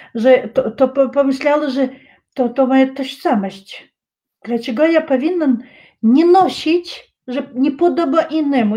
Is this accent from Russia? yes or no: yes; Chechnya, Russia; Polish is a second language; moved away; u nas w Czeczeniu